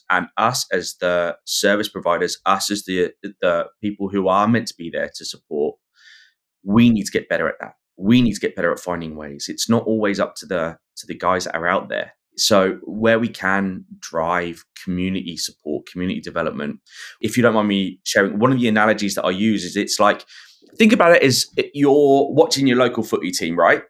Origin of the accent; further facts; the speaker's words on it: England, United Kingdom; accent: English Pommy; now in Australia; my English Pommy accent